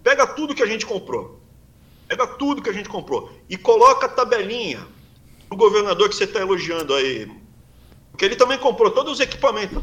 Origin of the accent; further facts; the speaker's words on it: Brazil; moved away as an adult; now in United States; Sou brasileiro, me sinto bem no Brasil. Mais especificamente na região que eu crescia, me sinto bem ali, Mato Grosso do Sul, São Paulo, sul de Minas, norte do Paraná